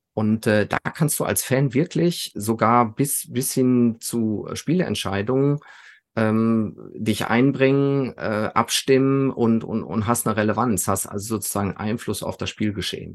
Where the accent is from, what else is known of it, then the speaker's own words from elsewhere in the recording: Sauerland, North Rhine-Westphalia, Germany; als Junge aus dem Sauerland